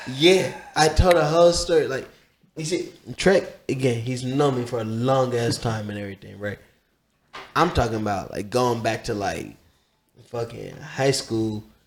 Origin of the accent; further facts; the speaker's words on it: Columbus, Ohio, United States; the same city I was from, he's South Side, I'm from the South Side